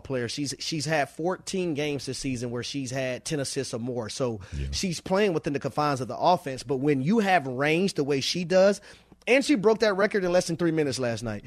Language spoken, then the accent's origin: English; Atlanta, Georgia, United States; I'm from Atlanta. That's where I do the show from